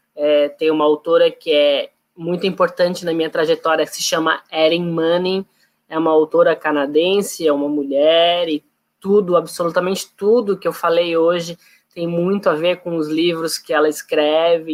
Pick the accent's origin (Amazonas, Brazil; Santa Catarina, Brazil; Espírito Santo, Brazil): Santa Catarina, Brazil; Florianópolis; eu sou de Florianópolis